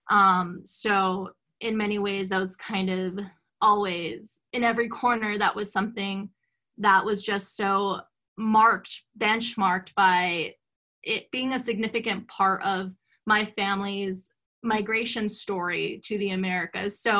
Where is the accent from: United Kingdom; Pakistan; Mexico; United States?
Mexico; like being growing up Mexican, you don't know.